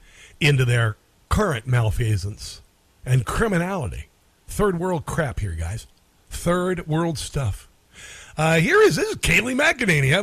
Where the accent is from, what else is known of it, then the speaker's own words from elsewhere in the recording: Iowa, United States; I'm from Iowa